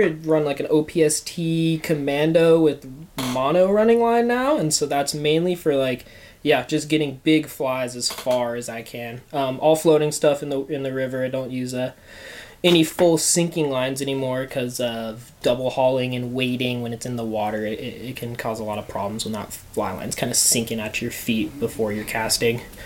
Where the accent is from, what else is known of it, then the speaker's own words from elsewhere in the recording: Bend, Oregon, United States; also born or lived in Bozeman; I was born and raised here in Bend